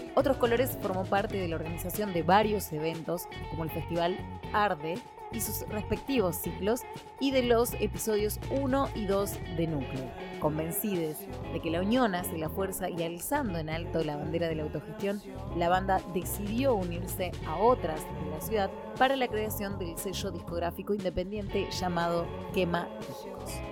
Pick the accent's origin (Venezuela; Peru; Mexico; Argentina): Argentina; Rosario, Santa Fe; música de Rosario, porque como siempre les digo, mi ciudad natal es una parada obligada